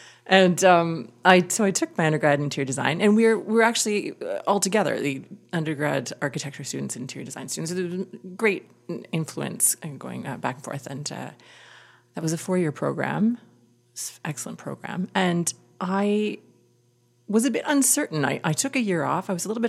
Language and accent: English; Winnipeg, Manitoba, Canada; moved away; also born or lived in Vancouver / Kitchener; I grew up in Winnipeg.